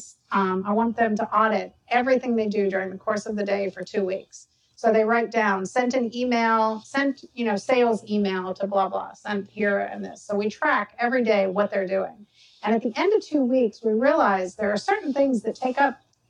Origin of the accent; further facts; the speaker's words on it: Georgia, United States; I'm from Georgia